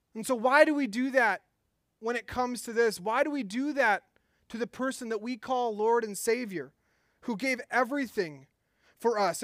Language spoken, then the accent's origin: English; Minnesota, United States; I'm from Minnesota